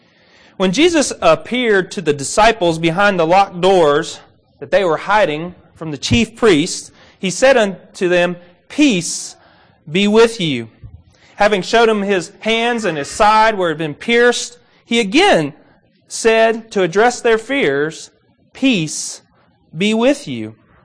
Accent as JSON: {"language": "English", "region": "Kentucky", "country": "United States", "tie": "born or raised there", "said": "Now, I'm from Kentucky, and I grew up around a few ponds."}